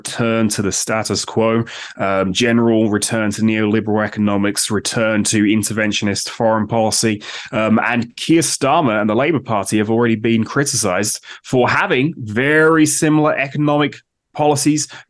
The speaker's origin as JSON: {"language": "English", "country": "United Kingdom", "moved": "yes", "lives_now": "United States", "said": "I'm from the United Kingdom. I now live in the United States"}